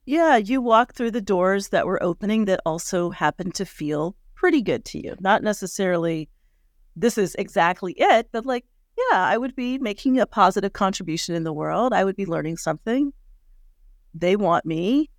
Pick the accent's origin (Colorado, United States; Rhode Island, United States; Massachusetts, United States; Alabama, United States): Colorado, United States; We grew up together in Colorado